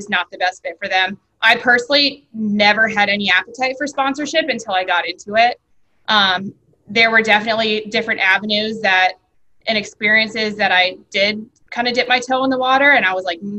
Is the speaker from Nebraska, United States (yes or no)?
no; Westerville, Ohio, United States; I grew up in Westerville